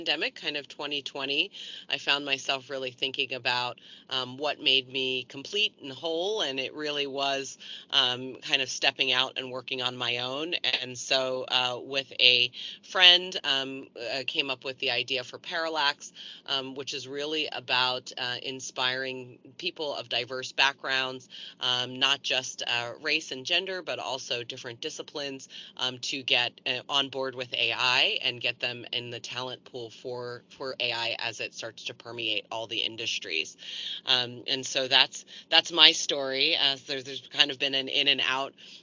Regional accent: East Coast, United States; moved away as an adult; now in California, United States; I am originally from the East Coast. I came to California in the late 90s

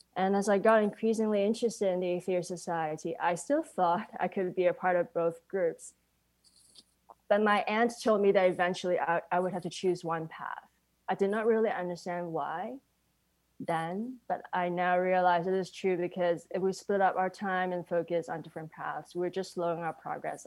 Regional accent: Hong Kong; growing up in Hong Kong with my mom being a devout Buddhist

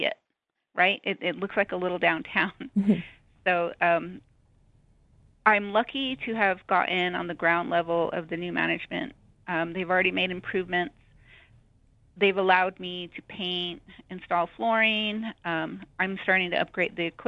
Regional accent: Window Rock, Arizona, United States; moved away; I grew up in Window Rock.

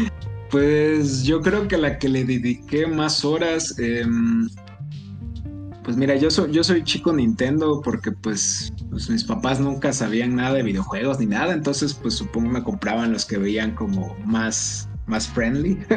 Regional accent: Tabasco, Mexico; now in Puebla, Mexico; yo nací y crecí en Tabasco

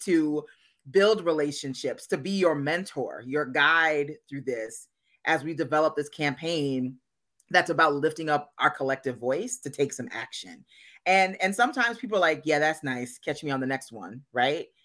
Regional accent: Minnesota, United States; moved away as an adult; back in my home state of Minnesota

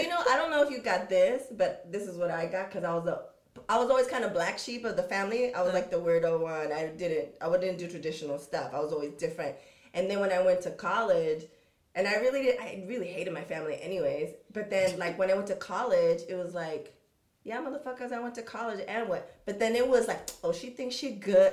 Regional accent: San Diego, California, United States; I come from San Diego, but not like the best part or the best situation, no money. So we grew up with some with some skills

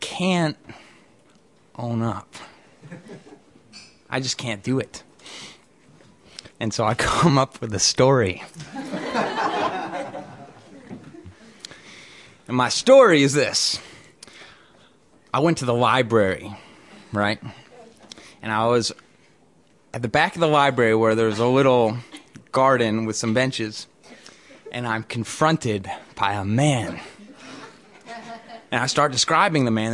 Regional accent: Norman Rockwell's town, New England, United States; I grew up in Norman Rockwell's town

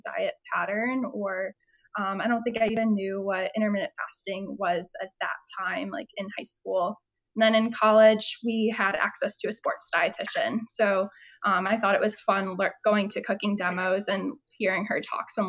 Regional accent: Chicago suburbs, Illinois, United States; moved away as an adult; also born or lived in St. Louis; now in Houston, United States; I was from Chicago suburbs

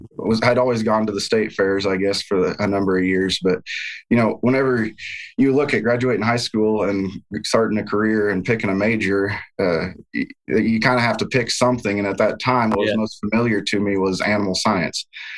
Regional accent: Olney, Illinois, United States; moved away as an adult; now in Iowa, United States; growing up in rural southeastern Illinois. My hometown is Olney, Illinois, if anyone knows where that's at, home of the white squirrels. But, a very agricultural-based community

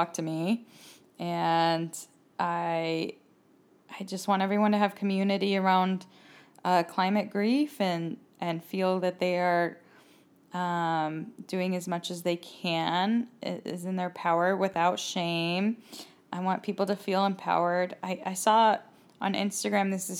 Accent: Cerritos, California, United States; now in Los Angeles, United States; I'm from Cerritos

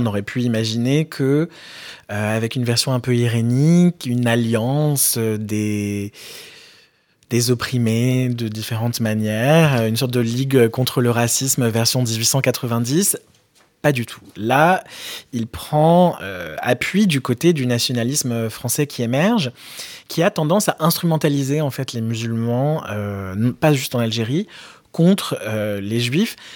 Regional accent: France; j'ai grandi en France

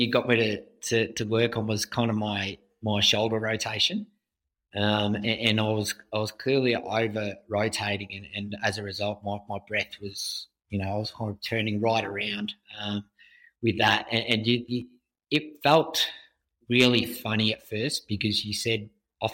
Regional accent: Australia; growing up in Australia, and your parents send you to the basic kind of swimming lessons

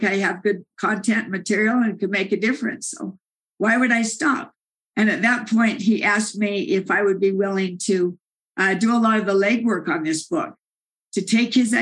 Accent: Salt Lake City, Utah, United States; I'm from Salt Lake City

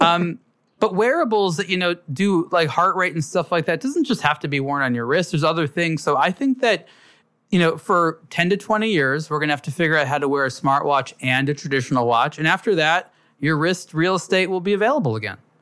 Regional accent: Los Angeles, California, United States; I grew up in Los Angeles

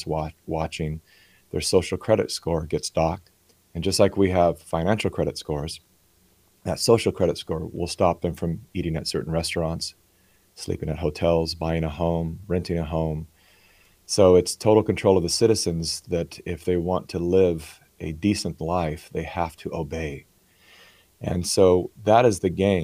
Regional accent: California, United States; I was born in California, and so I was born onto the left

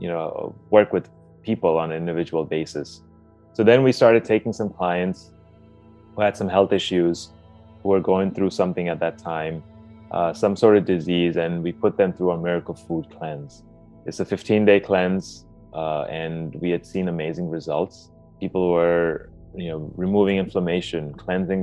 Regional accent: Dubai, United Arab Emirates; I grew up in Dubai, and we essentially had an Indian food diet

